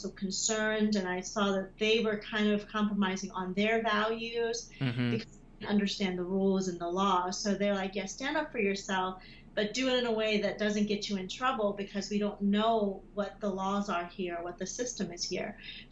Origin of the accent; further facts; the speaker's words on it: United States; When I first arrived to the U.S., I was a child. I was so young. But growing up in America